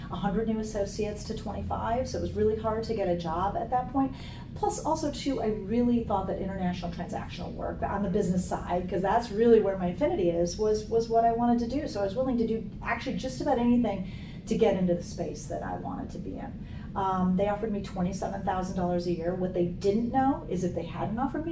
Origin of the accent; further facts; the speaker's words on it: Rockford, Illinois, United States; I'm from a small town in Illinois called Rockford, Illinois, and it's 90 miles northwest of Chicago